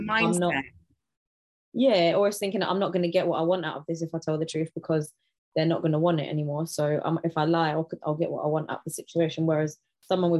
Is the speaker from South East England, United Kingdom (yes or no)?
no; London, United Kingdom; I'm from Southeast London